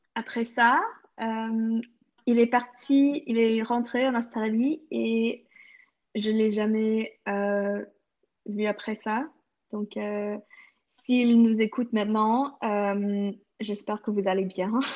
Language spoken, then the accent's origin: French; Canada